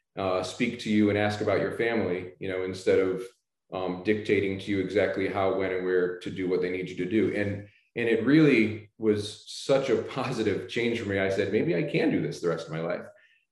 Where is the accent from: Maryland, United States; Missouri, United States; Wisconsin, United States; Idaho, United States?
Missouri, United States; St. Louis; moved away as an adult; now in Florida, United States; I grew up in the Midwest in St. Louis